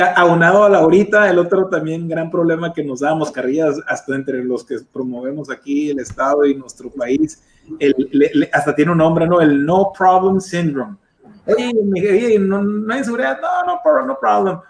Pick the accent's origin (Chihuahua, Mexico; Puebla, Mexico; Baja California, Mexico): Baja California, Mexico; Mexicali; es frustrante como mexicalense y como mexicano